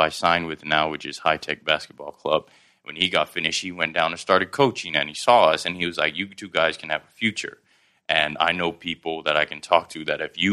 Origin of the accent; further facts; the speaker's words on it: Hat Yai, Songkhla, Thailand; accent: Southern Thai; also born or lived in Karachi, Pakistan; now in Bangkok, Thailand; It's the dialect that we use in Hat Yai, where we grew up